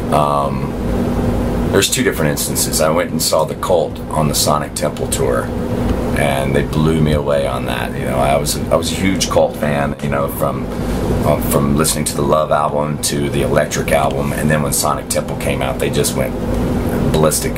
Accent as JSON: {"language": "English", "region": "the Bible Belt", "country": "United States", "tie": "born or raised there", "said": "growing up in the Bible Belt"}